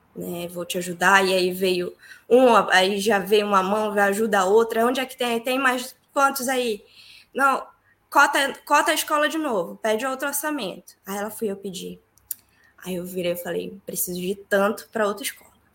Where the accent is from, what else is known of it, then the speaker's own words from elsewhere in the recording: Santarém, Pará, Brazil; moved away as an adult; now in Ireland; eu sou de Santarém, sou paraense com muito orgulho